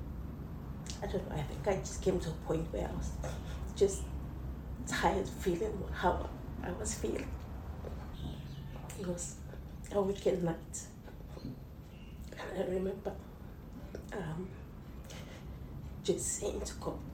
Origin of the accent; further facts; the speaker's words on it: Cook Islands; I'm from Palmerston Island. Yeah, where I was raised there with my siblings.